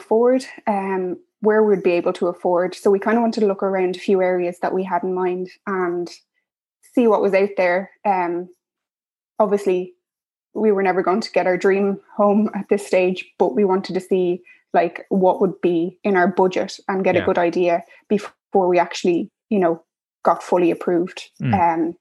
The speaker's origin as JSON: {"language": "English", "town": "Dublin", "region": "Leinster", "country": "Ireland", "said": "I'm originally from Dublin"}